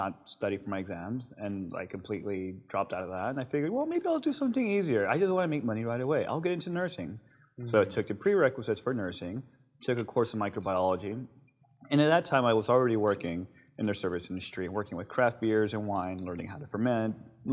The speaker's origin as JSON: {"language": "English", "town": "Long Beach", "region": "California", "country": "United States", "tie": "born or raised there", "said": "I'm born and raised in Long Beach, but I'm first generation son of immigrants from Mexico"}